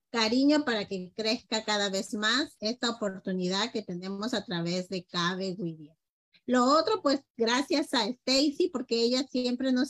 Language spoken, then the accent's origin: Spanish; Peru; now in Mexico; Somos peruanos, pero ya estamos adoptados por todos nuestros amigos mexicanos